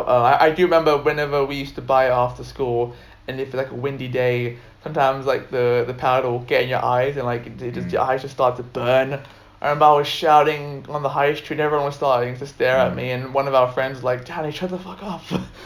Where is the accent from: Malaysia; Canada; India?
India; I think that's like one of the advantages of being an Indian.